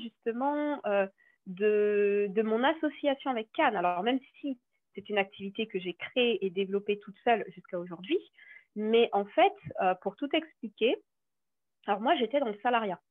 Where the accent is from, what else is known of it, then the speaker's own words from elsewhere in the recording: French Guiana; je suis originaire de la Guyane